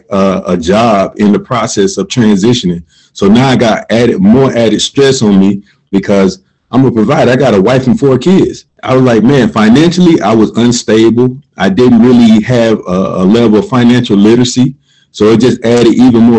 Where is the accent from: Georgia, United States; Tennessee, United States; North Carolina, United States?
Georgia, United States; Columbus; I'm originally from Columbus, Georgia. Grew up in a low-income, single-parent home